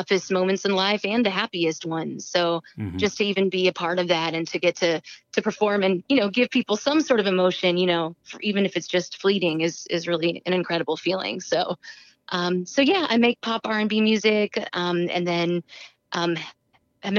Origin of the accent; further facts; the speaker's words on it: Houston, Texas, United States; now in San Francisco, United States; I'm originally from Houston, Texas, but I've been living out in San Francisco for the last about 4.5 years.